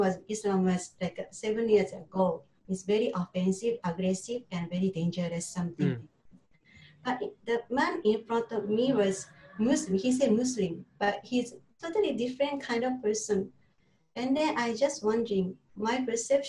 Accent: Japan; English is a second language; moved away as an adult; now in Singapore; from Japan

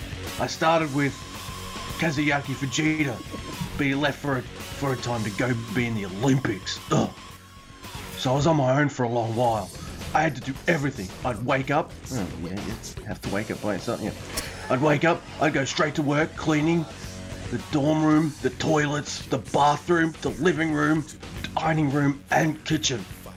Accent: Kanagawa, Japan; I found some amazing places in my hometown area around... Fuck. Kanagawa.

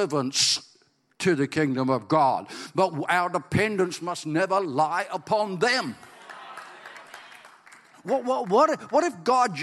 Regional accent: Ireland; I'm Irish

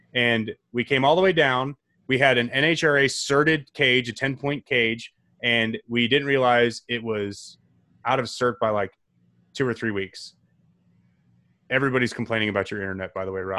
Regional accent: St. Charles, Illinois, United States; I grew up in a suburb called Saint Charles

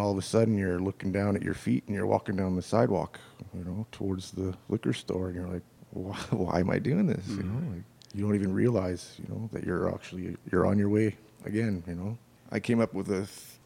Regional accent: Winnipeg, Manitoba, Canada; also born or lived in New Brunswick; When I was growing up in New Brunswick, my family was religious, you know. We had to go to Sunday school. I think when my parents moved out west to Winnipeg

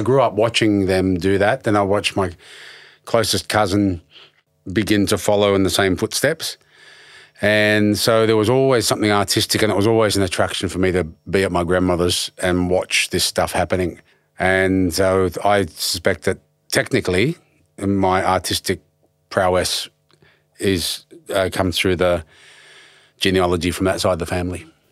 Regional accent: Penrith, New South Wales, Australia; moved away; also born or lived in Blacktown / Prospect / Ashfield / Redfern; I was raised on top of a hill in South Penrith

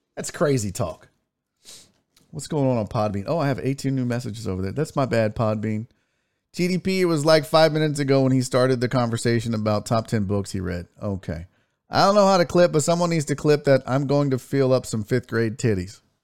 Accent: United States; I'm American

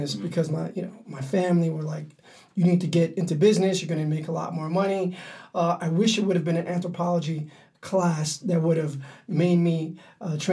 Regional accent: New York City, New York, United States; my experiences as a young man growing up in Harlem

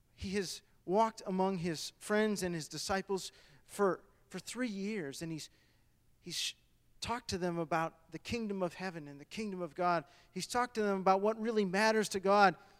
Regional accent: Michigan, United States; moved away; I was born and raised in Michigan

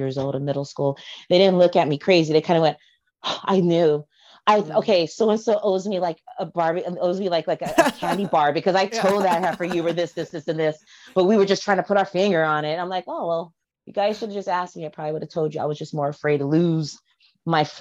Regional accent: Los Angeles, California, United States; I was born in the West Hollywood, LA area. I was raised in the sub area of Hollywood

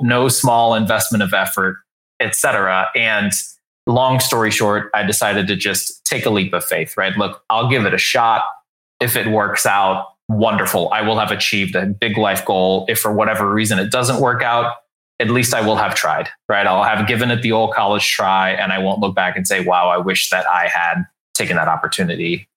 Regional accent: San Antonio, Texas, United States; I grew up in San Antonio, Texas

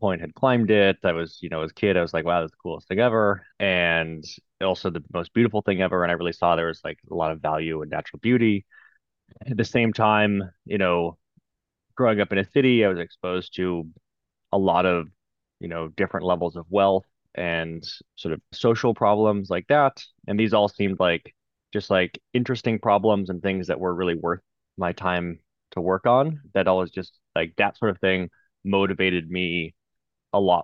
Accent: United States; Growing up in the United States

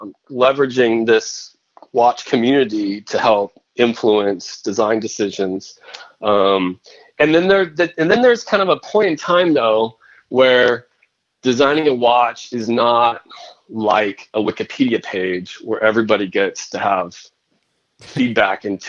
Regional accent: Northern California, United States; also born or lived in Boston; I'm from California, Northern California

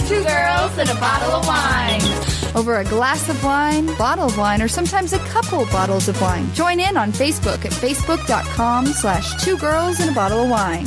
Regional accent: Springfield, Missouri, United States; I'm from the Springfield area

